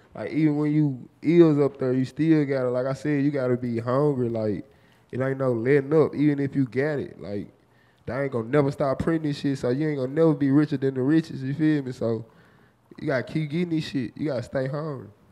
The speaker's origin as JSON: {"language": "English", "town": "Memphis", "region": "Tennessee", "country": "United States", "said": "I'm from the bottom of Memphis, the trenches where the woods at, where the swamp and everything at, man. Westwood."}